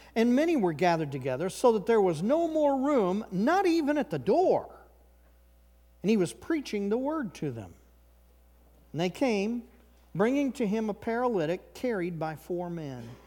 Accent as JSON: {"language": "English", "region": "Missouri", "country": "United States", "tie": "born or raised there", "moved": "yes", "said": "I grew up in Missouri"}